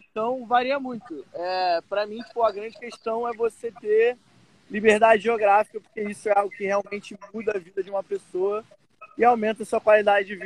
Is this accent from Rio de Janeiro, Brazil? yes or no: yes; Rio de Janeiro, Brazil; sou do Rio de Janeiro, carioca.